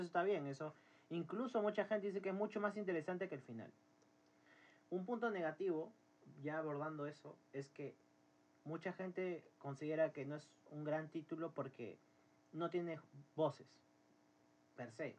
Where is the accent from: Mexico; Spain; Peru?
Peru; somos de Perú